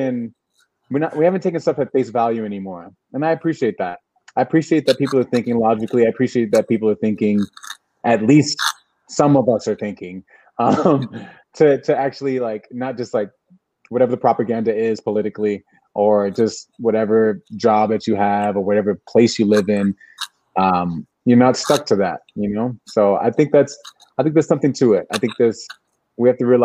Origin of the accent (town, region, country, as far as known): United States